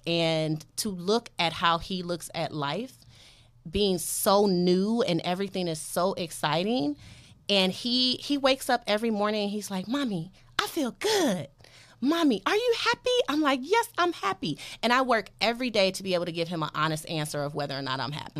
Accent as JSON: {"language": "English", "town": "Detroit", "region": "Michigan", "country": "United States", "moved": "yes", "lives_now": "Los Angeles, United States", "said": "I'm from Detroit"}